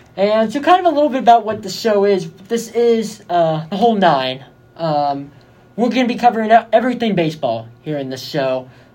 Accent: Bay Area, California, United States; moved away as an adult; now in Arizona, United States; I'm from the Bay Area

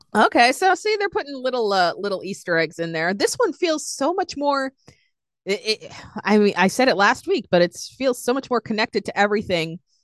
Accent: Boston, Massachusetts, United States; I'm a broken New Englander

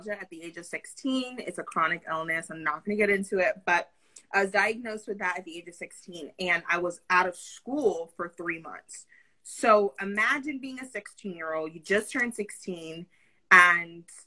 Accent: Pennsylvania, United States; I grew up in Pennsylvania

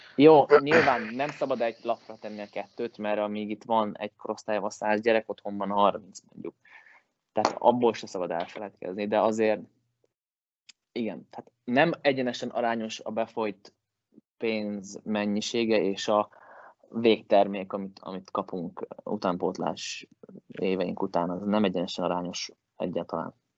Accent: Hungary; moved away as an adult; also born or lived in Finland; now in Sweden; magyar vagyok

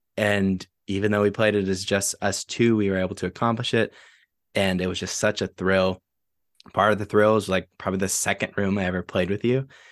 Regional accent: San Marcos, United States; my hometown, San Marcos

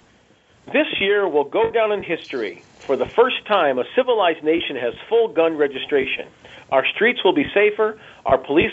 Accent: Connecticut, United States; I grew up in Connecticut, not that far, about an hour and a half from there

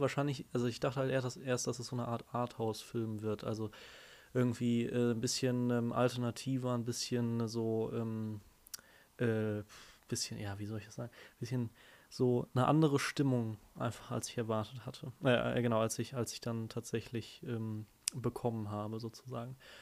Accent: Dortmund, North Rhine-Westphalia, Germany; now in Bochum, Germany; ich komme ja aus Dortmund, aber wohne jetzt hier in Bochum

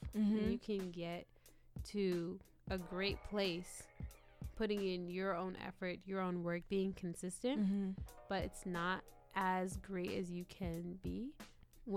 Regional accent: Washington, District of Columbia, United States; I am a creator from the Washington, D.C. area

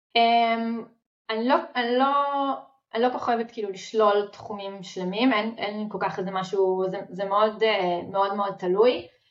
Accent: Israel; אנחנו ישראלים

